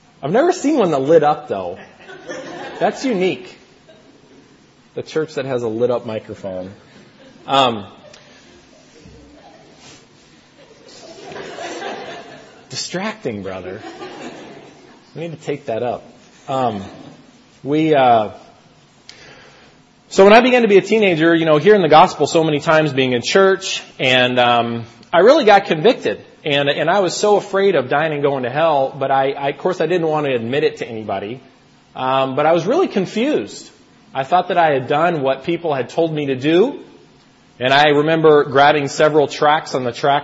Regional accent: United States; moved away as an adult; now in Toronto, Canada; I'm originally from the States

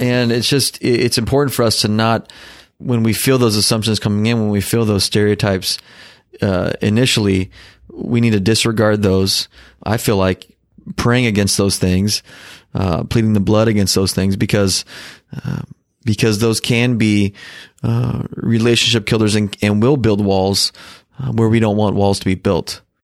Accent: Southern Oregon, United States; also born or lived in Portland, Oregon; I grew up in Southern Oregon

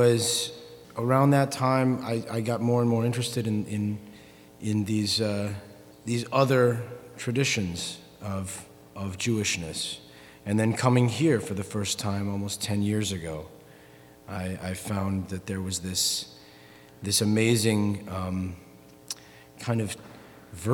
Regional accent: Michigan, United States; moved away as an adult; also born or lived in New Orleans; now in Berlin, Germany; I was born in a small shtetl near to Detroit. I grew up in Michigan.

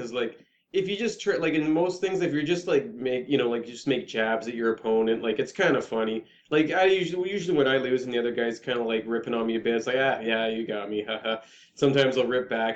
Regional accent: Canada; We're so Canadian

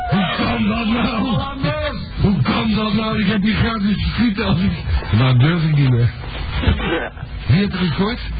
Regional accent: Netherlands; Als Nederlander

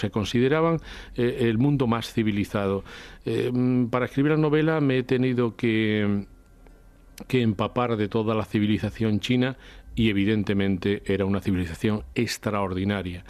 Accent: Spain; los españoles tenemos que sentirnos muy orgullosos

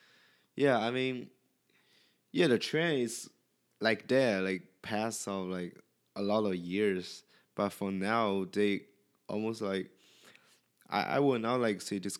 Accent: China; English is a second language; moved away; Oh, I'm from China

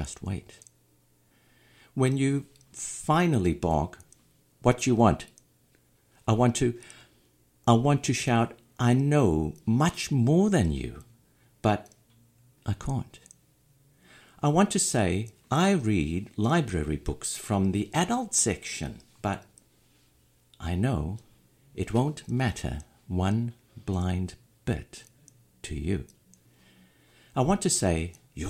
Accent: South Africa; moved away; I'm originally from South Africa

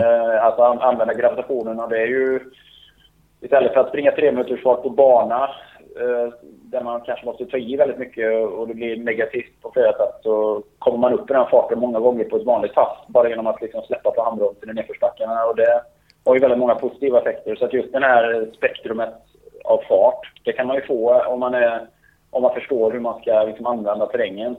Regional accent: Borås, Västra Götaland, Sweden; har ju väldigt fin terräng i Borås där jag är uppvuxen

